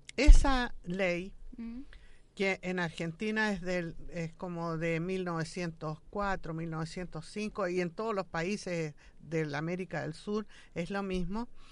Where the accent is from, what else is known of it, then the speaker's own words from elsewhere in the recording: Chile; Nosotros somos un país absolutamente mestizo